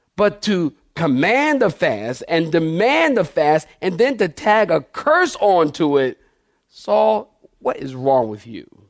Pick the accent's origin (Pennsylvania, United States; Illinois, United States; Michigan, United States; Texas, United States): Pennsylvania, United States; Philadelphia; Maybe I'm talking like this 'cause I'm from Philly